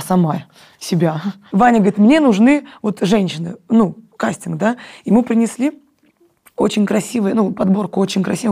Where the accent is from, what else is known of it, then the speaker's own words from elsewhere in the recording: Moscow, Russia; я москвичка, я выросла в Москве